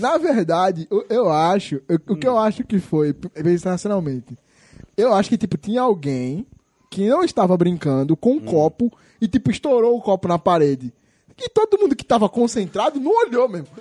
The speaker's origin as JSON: {"language": "Portuguese", "region": "São Paulo", "country": "Brazil", "tie": "born or raised there", "moved": "yes", "said": "quando eu era criança, morava em São Paulo"}